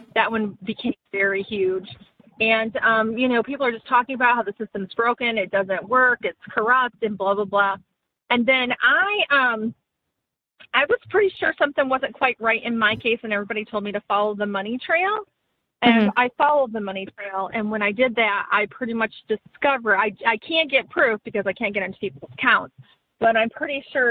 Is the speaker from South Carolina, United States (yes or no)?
no; Michigan, United States; moved away; I'm from Michigan